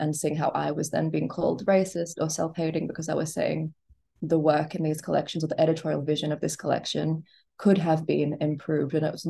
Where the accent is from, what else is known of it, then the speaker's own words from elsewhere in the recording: Gold Coast, Queensland, Australia; because I grew up on the Gold Coast in like the 90s and early 2000s, my father's Punjabi, my mother's Chinese.